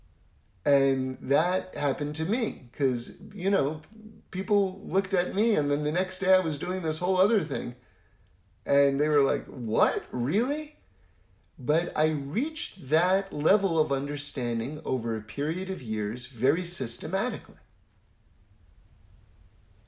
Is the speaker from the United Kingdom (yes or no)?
no; New York City, New York, United States; I grew up in New York City, which is, you know, a pretty wild place to grow up